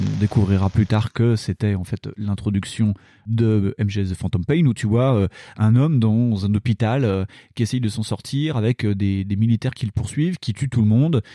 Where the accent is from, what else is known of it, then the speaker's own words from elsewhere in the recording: Dijon, Bourgogne-Franche-Comté, France; chez nous à Dijon